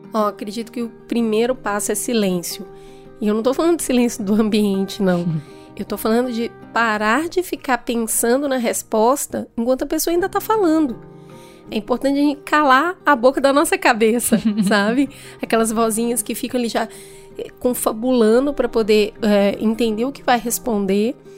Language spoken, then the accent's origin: Portuguese; Hortolândia, São Paulo, Brazil; eu sou de Hortolândia